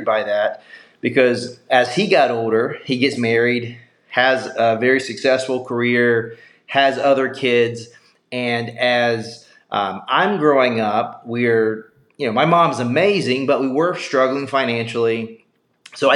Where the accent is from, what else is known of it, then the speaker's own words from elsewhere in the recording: South Carolina, United States; moved away; I grew up in South Carolina.